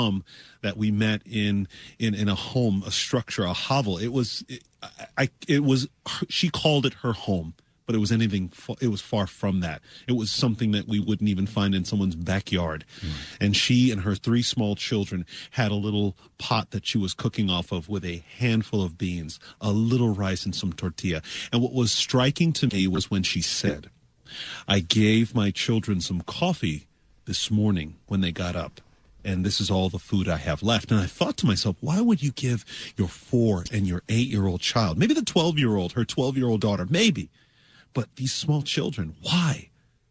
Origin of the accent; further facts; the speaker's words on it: Toronto, Ontario, Canada; now in Florida, United States; I was born in Toronto, Canada